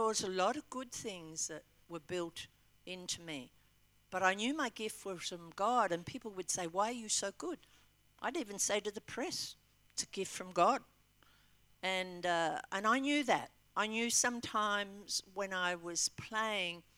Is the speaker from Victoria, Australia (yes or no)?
no; Albury, New South Wales, Australia; also born or lived in Melbourne; now in Western Australia, Australia; I was originally from Albury and trained here